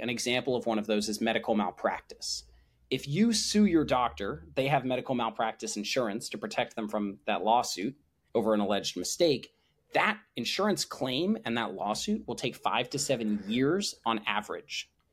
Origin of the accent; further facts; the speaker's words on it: New Jersey, United States; moved away as an adult; also born or lived in Chicago, Illinois; now in San Francisco, United States; born outside of Chicago and grew up in New Jersey.